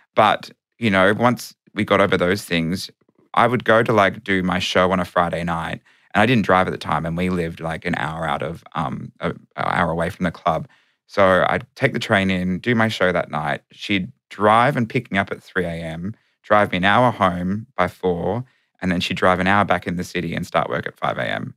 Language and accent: English; Melbourne, Victoria, Australia; metropolitan Melbourne, which I was.